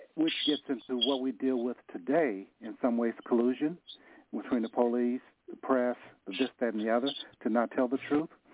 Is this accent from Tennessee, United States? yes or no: yes; Nashville, Tennessee, United States; now in San Francisco, United States; I'm from Nashville. I moved to San